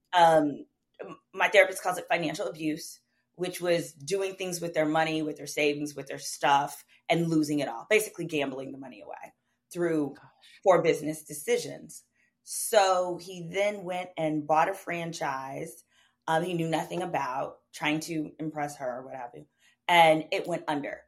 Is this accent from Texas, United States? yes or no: yes; Dallas, Texas, United States; I grew up black community in Oak Cliff, which is a community in Dallas